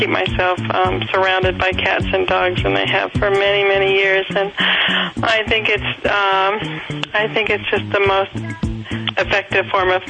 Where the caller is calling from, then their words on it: Tujunga, California, United States; I'm calling from Tahunga.